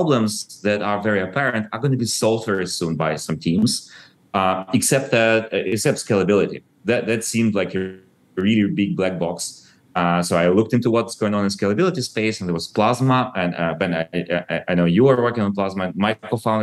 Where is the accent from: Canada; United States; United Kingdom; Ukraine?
Ukraine; I was born in Soviet Ukraine and I grew up after the collapse of Soviet Union.